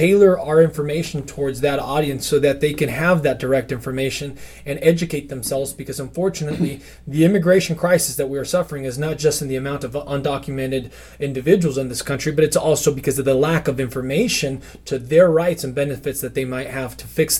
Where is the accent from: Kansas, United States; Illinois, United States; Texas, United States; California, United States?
Texas, United States; Houston; also born or lived in Tampico, Mexico; I was raised on both sides of the border. I was raised in Houston. I was raised in Tampico, Mexico.